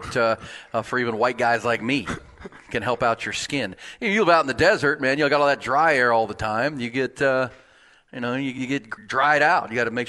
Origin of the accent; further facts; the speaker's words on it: Houston, Texas, United States; I grew up in Houston.